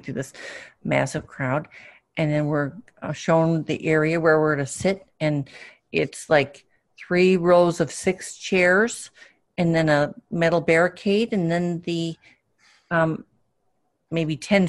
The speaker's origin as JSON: {"language": "English", "region": "Wisconsin", "country": "United States", "tie": "born or raised there", "said": "one former, one current senator of Wisconsin, which is basically my home state."}